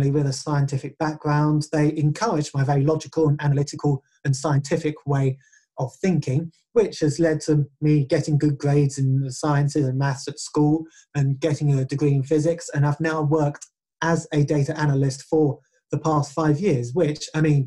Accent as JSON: {"language": "English", "region": "England", "country": "United Kingdom", "first_language": "English", "said": "I am English. I can speak it and write it fluently."}